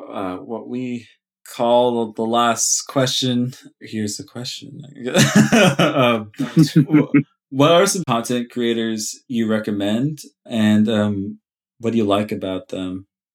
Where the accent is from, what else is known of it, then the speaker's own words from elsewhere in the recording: Sonoma County, California, United States; He's got really good landscape photos of Sonoma County, my hometown and area, and it actually really makes me appreciate where I live a lot more.